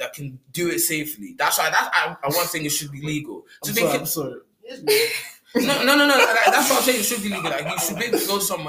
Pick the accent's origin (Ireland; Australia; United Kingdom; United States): Ireland; I'm from Ireland.